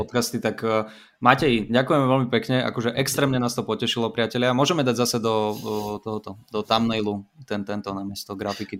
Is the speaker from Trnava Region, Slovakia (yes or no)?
no; Bratislava, Bratislava Region, Slovakia; ja som z Bratislavy